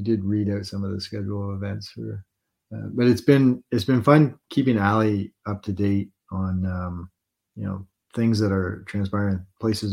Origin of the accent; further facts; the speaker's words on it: Englehart, Ontario, Canada; moved away; we just came back from a trip up north to my hometown of Englehart